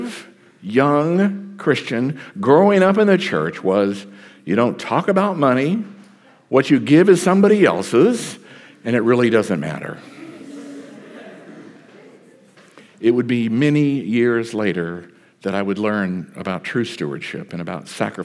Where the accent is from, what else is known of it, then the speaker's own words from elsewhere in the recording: Texas, United States; moved away; also born or lived in South Carolina; I am a Texan by birth